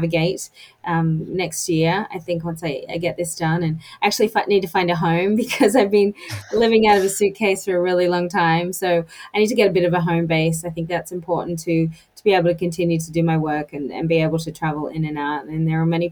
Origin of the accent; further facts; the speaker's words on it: United States; as an American